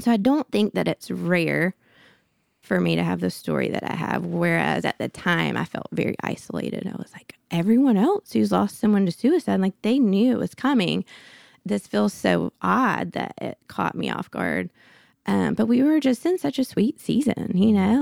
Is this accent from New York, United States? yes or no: no; Birmingham, Alabama, United States; I grew up in Birmingham, went to school at Auburn